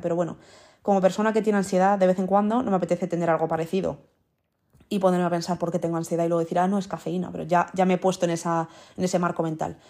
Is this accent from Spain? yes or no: yes; Madrid, Community of Madrid, Spain; also born or lived in Netherlands / United States; yo soy de aquí, o sea, yo he crecido aquí, digamos, entre comillas, con cuatro años es como si hubiese nacido aquí toda la vida